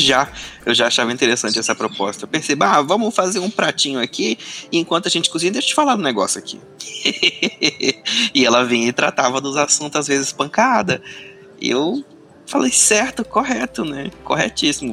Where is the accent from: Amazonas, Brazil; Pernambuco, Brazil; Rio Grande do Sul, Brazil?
Amazonas, Brazil; Manaus; moved away; Eu venho de Manaus